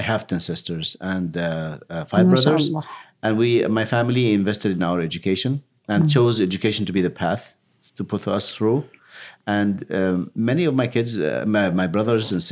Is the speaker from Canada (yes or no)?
no; Yemen; moved away; I just grew up like every other kid growing up in Yemen